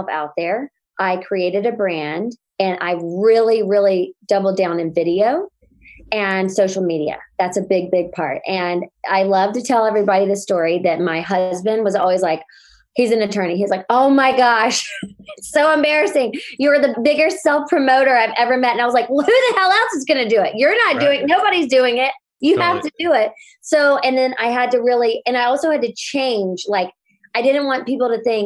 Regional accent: North Carolina, United States; moved away as an adult; now in Los Angeles, United States; I live in Los Angeles and actually in Brentwood, but I'm from North Carolina. I've been here 14 years

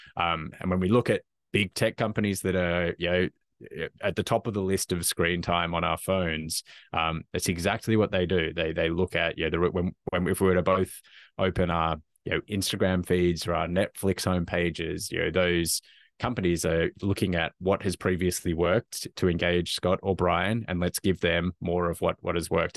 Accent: Australia; moved away; as probably can, people can probably tell from my accent, originally from Australia

